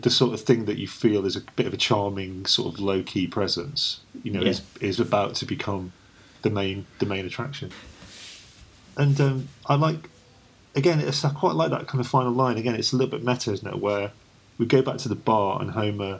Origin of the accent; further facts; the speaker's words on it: United Kingdom; we're British, British men